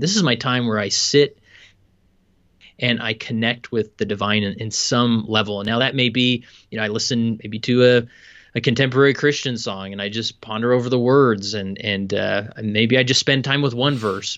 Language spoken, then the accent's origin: English; West Valley City, Utah, United States; I am, uh, born and raised in West Valley City, Utah